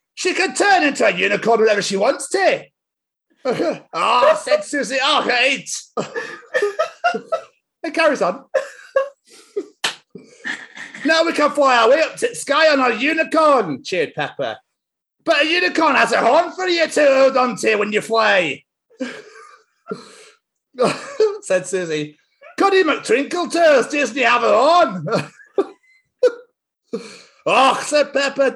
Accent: Scotland, United Kingdom; accent: Scottish; I'm going to do it in my accent

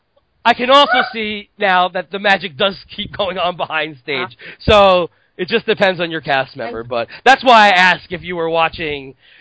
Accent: New York, United States; moved away; I come from New York.

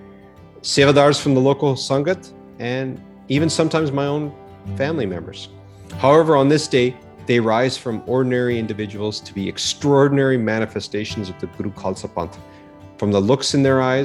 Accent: Calgary, Alberta, Canada; an apathetic and confused teenager growing up in Calgary, Alberta

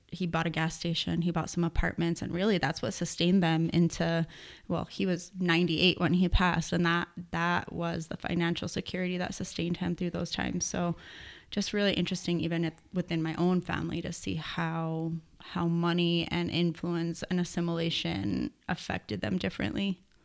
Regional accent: Las Cruces, New Mexico, United States; also born or lived in Austin, Texas; was born and raised in Las Cruces, New Mexico.

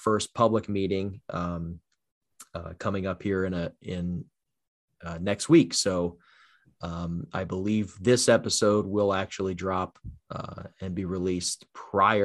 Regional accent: New Jersey, United States; Born and raised in South Jersey, I know firsthand the strength of our neighborhoods.

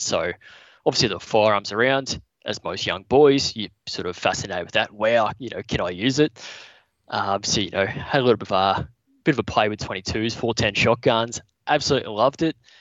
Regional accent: Newcastle, New South Wales, Australia; also born or lived in Brisbane; based in Newcastle. Yep. Um, spent most of my life living around here

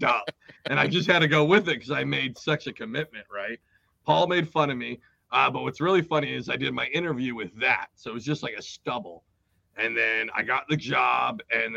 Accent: Seattle, Washington, United States; moved away as an adult; also born or lived in South Jersey; I grew up 18 years in Seattle and joined the military

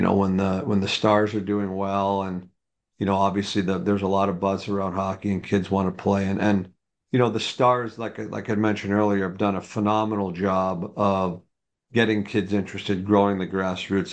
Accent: just outside New York City, United States; moved away as an adult; now in Dallas, United States; I grew up in New York, uh, just outside New York City

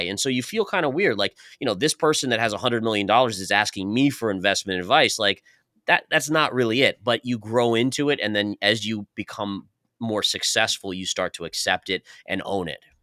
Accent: New York, United States; moved away as an adult; now in Tampa, United States; originally we're, we're all from New York

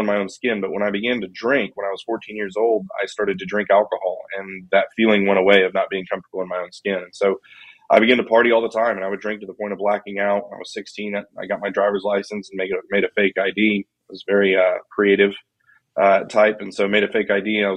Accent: Colorado Springs, Colorado, United States; I was born in Colorado Springs, Colorado

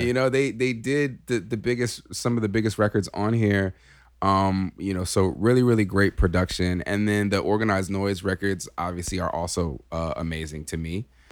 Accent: California, United States; moved away; we're from California

